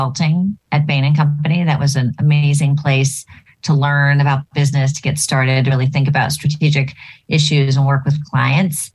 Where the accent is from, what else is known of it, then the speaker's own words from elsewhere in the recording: New Jersey, United States; moved away as an adult; now in Boston, United States; I grew up in New Jersey